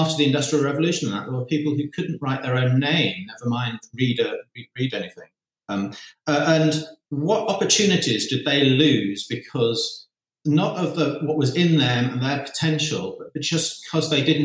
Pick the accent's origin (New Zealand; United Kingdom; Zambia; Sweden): Zambia; moved away; my childhood in Zambia was in many ways idyllic